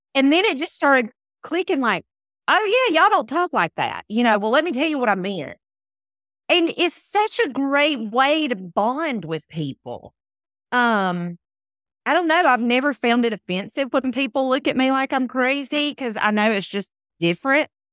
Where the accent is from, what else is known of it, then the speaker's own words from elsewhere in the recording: United States; accent: Southern; I grew up in the country, I grew up in Wilkes County